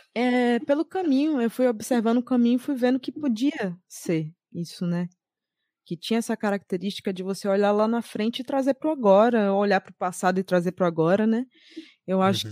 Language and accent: Portuguese; Salvador, Bahia, Brazil; sou de Salvador, Bahia